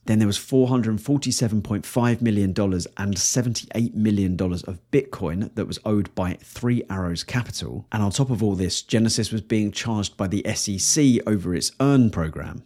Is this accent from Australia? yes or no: no; England, United Kingdom; I am painfully English.